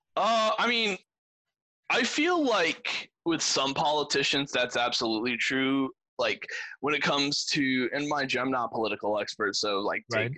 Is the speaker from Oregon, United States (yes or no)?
no; Granbury, Texas, United States; I was born in Granbury